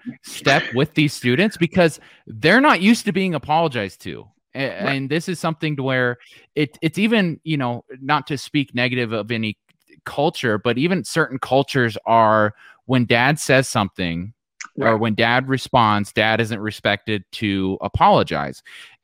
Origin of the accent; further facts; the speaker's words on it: Modesto, California, United States; born there; And of course, I was born in Modesto, California, so George Lucas' hometown. Yes. That's where I was born.